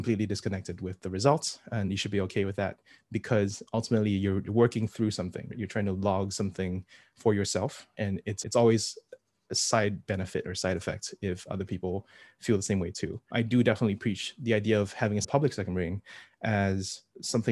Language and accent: English; Singapore; I'm from Singapore